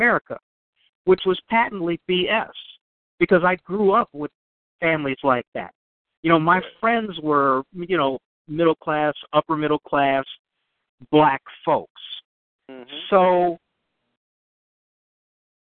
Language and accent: English; Chicago, Illinois, United States; I grew up near the University of Chicago in Hyde Park